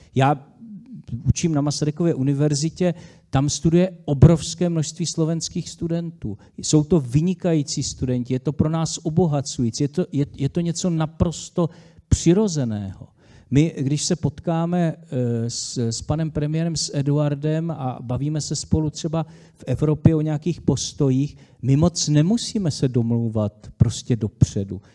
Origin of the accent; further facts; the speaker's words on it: Czechia; jako Češi, český národ, máme dlouhodobou státnost v rámci zemí koruny české